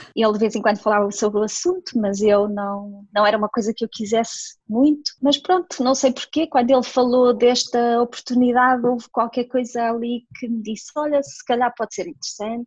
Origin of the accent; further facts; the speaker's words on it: near Porto, Norte, Portugal; moved away as an adult; now in Dubai, United Arab Emirates; sou natural de Valdecâmara, que é assim uma cidade muito pequenina ali perto do Porto, mais ou menos a meia hora do Porto, por isso sou uma menina do Norte